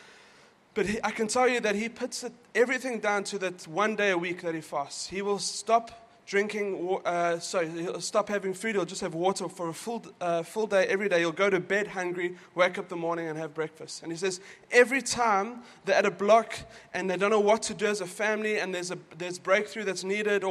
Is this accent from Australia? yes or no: no; South Africa; moved away; we're from South Africa